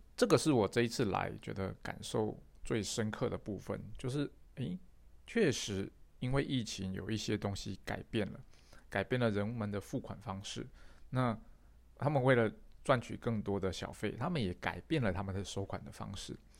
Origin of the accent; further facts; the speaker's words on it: Taiwan; 我是台湾的